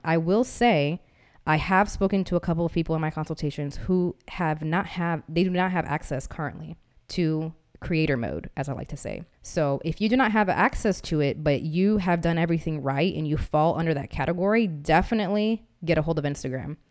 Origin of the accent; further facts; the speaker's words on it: Massachusetts, United States; also born or lived in Missouri; now in Austin, United States; I'm from Massachusetts and I moved here from Missouri